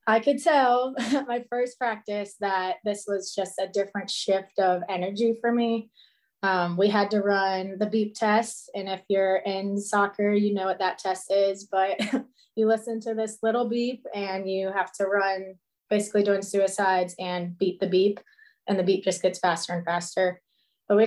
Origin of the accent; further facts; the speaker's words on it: Cincinnati, Ohio, United States; I'm from Cincinnati, Ohio